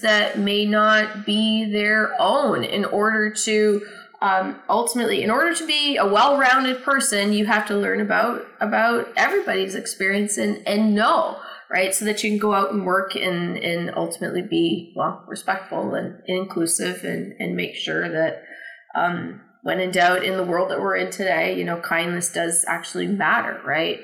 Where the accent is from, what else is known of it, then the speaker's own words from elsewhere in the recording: Canada; now in United States; I'm from Canada